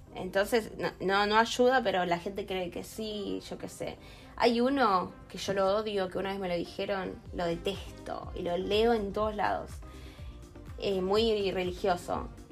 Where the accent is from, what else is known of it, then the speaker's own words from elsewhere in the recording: Rosario, Santa Fe, Argentina; also born or lived in El Calafate; nací en Rosario.